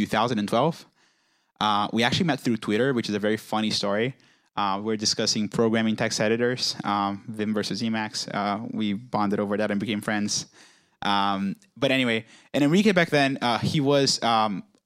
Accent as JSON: {"language": "English", "region": "Rio de Janeiro", "country": "Brazil", "tie": "born or raised there", "moved": "yes", "said": "I'm from Brazil originally. I was born in Rio, which is a very nice city."}